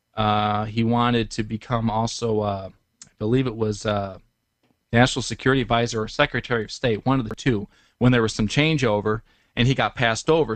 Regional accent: Detroit, Michigan, United States; I'm from Detroit

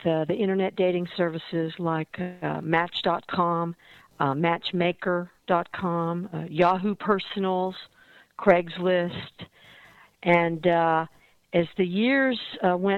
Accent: Dallas, Texas, United States; also born or lived in Fort Worth, Texas; now in San Francisco, United States; I grew up in Dallas

